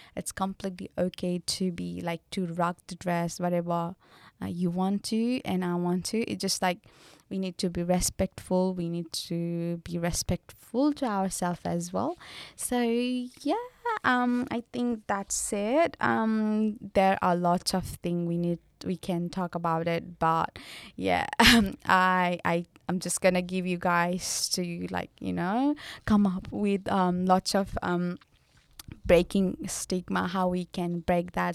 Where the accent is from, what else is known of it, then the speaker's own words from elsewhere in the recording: Nepal; I'm from Nepal